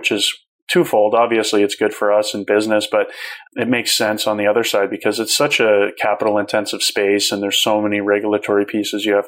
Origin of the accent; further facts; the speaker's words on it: Calgary, Alberta, Canada; my hometown that day of Calgary